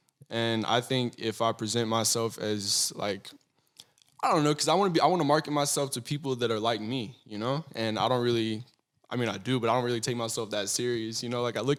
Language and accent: English; Athens, Texas, United States; I was desperate to get out of my hometown. Desperate, because I come from a really, really, really small kind of retirement town, and it's called Athens, Texas.